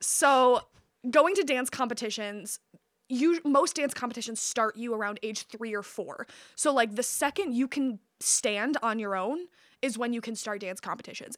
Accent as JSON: {"language": "English", "town": "Midland", "region": "Michigan", "country": "United States", "tie": "born or raised there", "said": "I was born outside of Midland, but I was raised in Midland"}